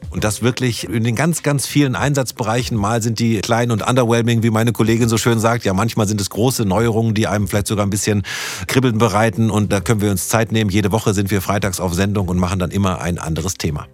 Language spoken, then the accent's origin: German; Germany; Wir als Deutsche